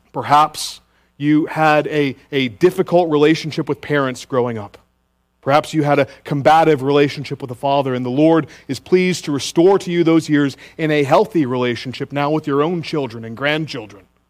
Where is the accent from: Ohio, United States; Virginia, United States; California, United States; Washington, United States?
Virginia, United States; Richmond; now in Greenville, United States; my hometown of Richmond, Virginia